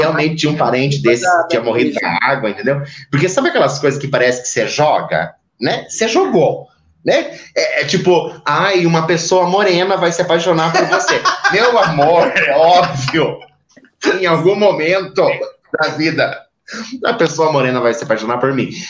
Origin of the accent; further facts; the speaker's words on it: Maringá, Paraná, Brazil; moved away; Eu sou de Maringá, uma cidade extremamente quente.